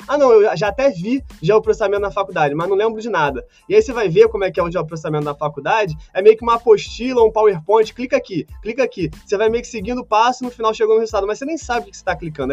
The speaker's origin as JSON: {"language": "Portuguese", "country": "Brazil", "said": "nós brasileiros"}